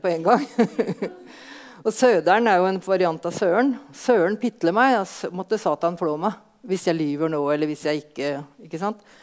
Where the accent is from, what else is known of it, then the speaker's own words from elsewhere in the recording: Østfold, Norway; vi hjemme i Østfold